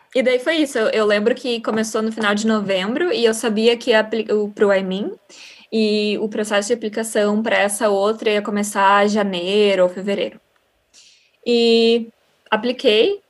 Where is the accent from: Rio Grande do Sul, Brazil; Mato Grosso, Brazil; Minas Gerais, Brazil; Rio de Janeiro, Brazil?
Rio Grande do Sul, Brazil; Porto Alegre; moved away as an adult; now in Netherlands; sou do Sul, de Porto Alegre